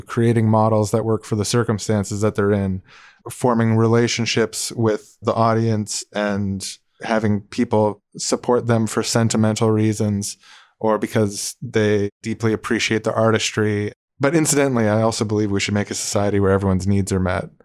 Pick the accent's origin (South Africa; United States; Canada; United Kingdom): Canada; we're Canadian podcast